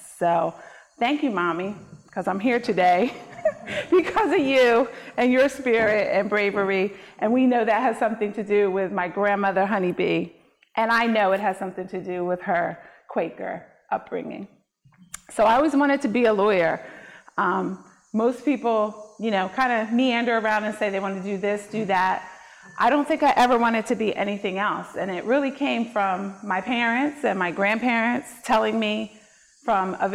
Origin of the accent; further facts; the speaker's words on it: Vineland, New Jersey, United States; I am a life resident of Cumberland County. I grew up in Vineland.